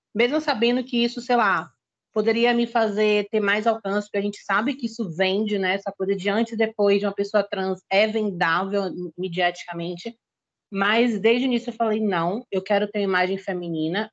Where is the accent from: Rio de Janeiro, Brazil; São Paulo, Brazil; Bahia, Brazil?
Bahia, Brazil; Salvador; eu sou da Bahia, para quem não me conhece. Nascida em Salvador